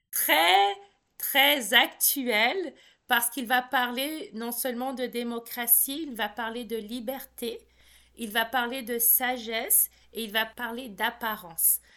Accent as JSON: {"language": "French", "country": "Cameroon", "said": "On sait que je suis camerounaise. Par contre, après, on me demande si j'y ai vécu et là, je peux pas répondre que j'ai vécu beaucoup de temps."}